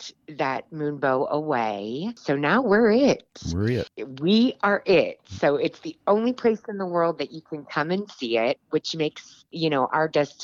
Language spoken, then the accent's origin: English; Richmond, Virginia, United States; moved away as an adult; now in Kentucky, United States; I am originally from Richmond, Virginia